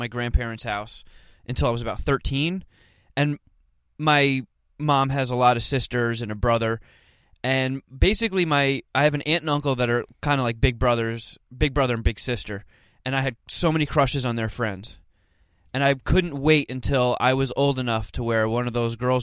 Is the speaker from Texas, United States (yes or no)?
no; New Jersey, United States; moved away; I was born in Jersey